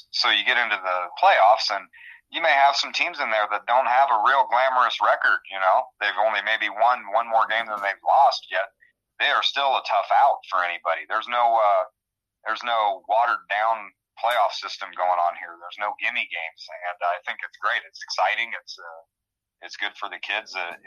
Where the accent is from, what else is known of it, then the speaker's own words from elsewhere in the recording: Illinois, United States; moved away as an adult; now in Iowa, United States; I grew up in Illinois